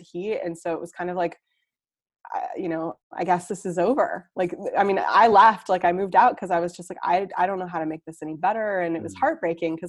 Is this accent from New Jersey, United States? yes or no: no; Seattle, Washington, United States; moved away as an adult; also born or lived in New York City; now in Copenhagen, Denmark; I grew up in Seattle, and which is in the West Coast of the US